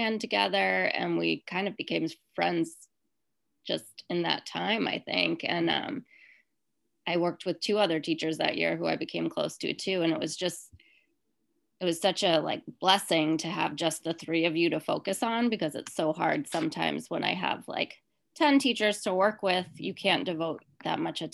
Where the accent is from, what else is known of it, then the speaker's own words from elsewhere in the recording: Rhode Island, United States; moved away; I'm from Rhode Island